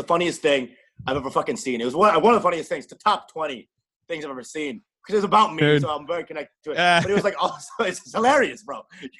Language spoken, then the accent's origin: English; Canada; born there; Actually, I'm an immigrant. Actually, I was born in Canada.